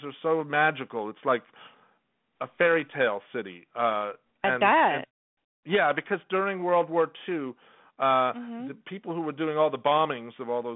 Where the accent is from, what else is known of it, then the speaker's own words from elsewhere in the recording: Los Angeles, California, United States; moved away as an adult; also born or lived in Whittier, California; now in New York, United States; I was born in Los Angeles, but both my parents were born in Estonia. So I'm first-generation American